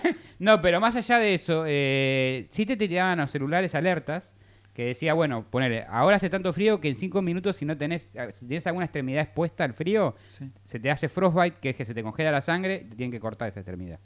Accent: Buenos Aires, Argentina; Somos bien porteños, capital

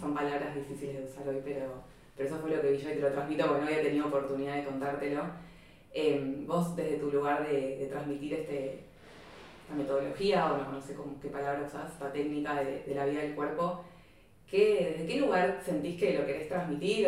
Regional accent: Buenos Aires, Argentina; moved away; yo vengo de Argentina, vengo de Buenos Aires

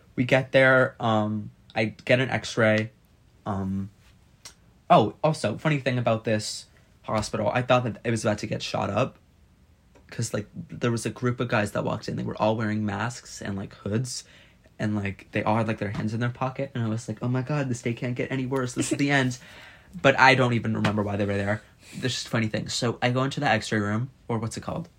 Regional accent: United States; I couldn't imagine not being American

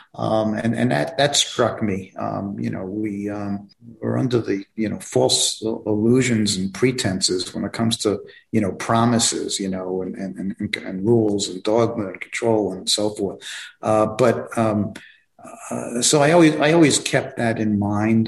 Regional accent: New York City, New York, United States; moved away as an adult; also born or lived in Long Island, New York; now in Florida, United States; I grew up in New York, um, in Brooklyn, New York

